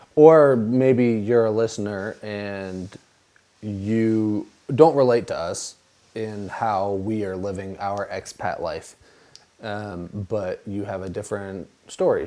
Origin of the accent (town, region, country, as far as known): United States; moved away as an adult; now in Albania